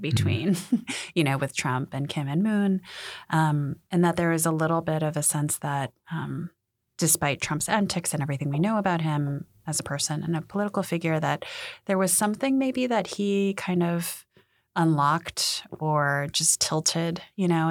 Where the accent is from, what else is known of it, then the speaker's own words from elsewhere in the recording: United States; I'm Korean American. My parents are part of the post-sixty-five, like, immigration wave